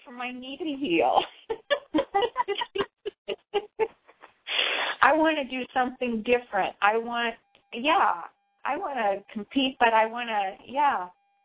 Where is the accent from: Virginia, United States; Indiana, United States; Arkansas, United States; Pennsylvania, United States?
Indiana, United States; moved away as an adult; also born or lived in California / Colorado; I was from Indiana, like you, and there was not a whole lot of diversity back in the 50s and 60s.